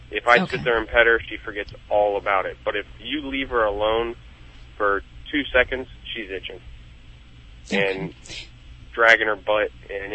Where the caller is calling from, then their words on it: Youngstown, Ohio, United States; Youngstown, Ohio.